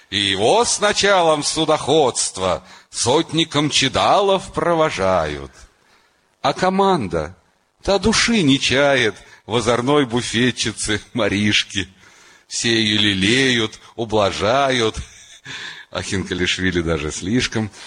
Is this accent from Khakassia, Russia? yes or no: no; Moscow, Russia; я из Москвы, он из Душанбе.